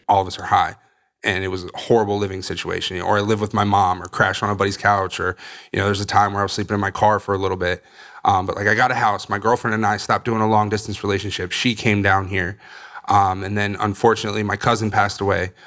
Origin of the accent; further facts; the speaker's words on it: Northern Virginia, United States; now in Florida, United States; I'm originally from Virginia, Northern Virginia, just outside D C